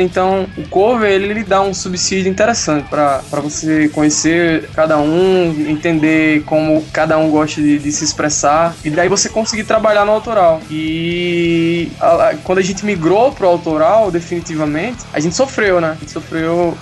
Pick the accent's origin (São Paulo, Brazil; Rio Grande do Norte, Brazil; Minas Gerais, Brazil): Rio Grande do Norte, Brazil; Mossoró; also born or lived in Natal; eu, eu sou de Mossoró, assim, morei a é, minha adolescência toda lá.